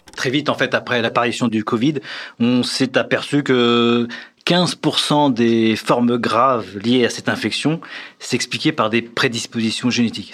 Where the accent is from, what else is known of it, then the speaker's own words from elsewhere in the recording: France; Chez nous, en France